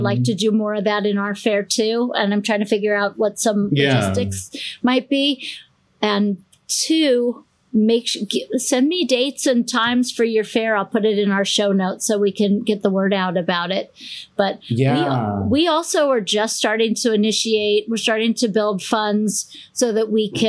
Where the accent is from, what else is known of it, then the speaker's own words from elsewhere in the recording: Portland, Oregon, United States; now in Boston, United States; I'm from Portland, Oregon.